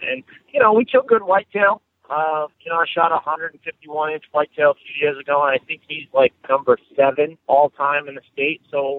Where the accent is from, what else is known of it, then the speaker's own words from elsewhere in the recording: Cranston, Rhode Island, United States; I'm actually from Cranston, Rhode Island.